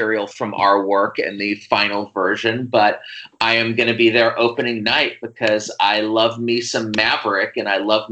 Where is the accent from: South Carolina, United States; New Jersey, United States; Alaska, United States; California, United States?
California, United States; Fort Bragg; also born or lived in Columbus, Ohio / East Bay, California; I grew up first in the East Bay and a little suburb there, and then in a logging town called Fort Bragg up in Mendocino County in the Redwood Forest.